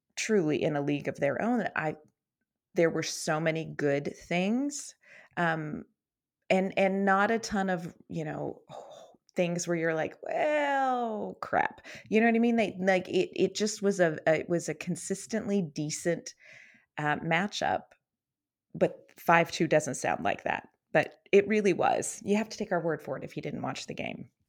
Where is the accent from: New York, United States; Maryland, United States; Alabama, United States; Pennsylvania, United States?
Pennsylvania, United States; Western; I grew up in Western Pennsylvania